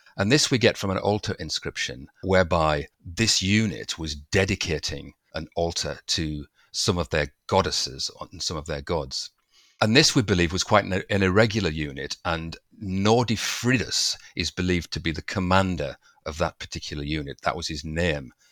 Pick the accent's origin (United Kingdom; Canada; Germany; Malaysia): United Kingdom; Durham, North East England; I'm from Durham, not too far away, and I was in my early teens